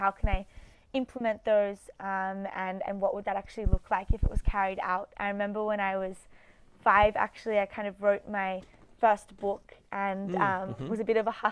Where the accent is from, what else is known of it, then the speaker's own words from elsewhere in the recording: Australia; I'm from Australia, so Sydney University.